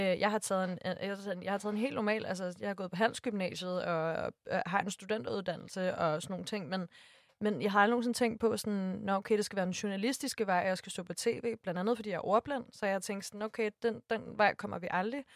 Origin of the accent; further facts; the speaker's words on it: Næstved, Zealand, Denmark; jeg er fra Næstved